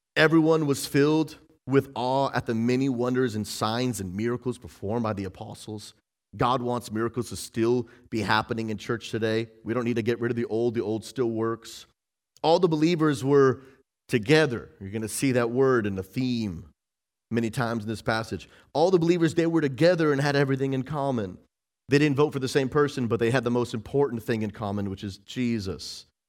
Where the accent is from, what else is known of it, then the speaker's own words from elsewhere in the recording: Massachusetts, United States; where I grew up in Massachusetts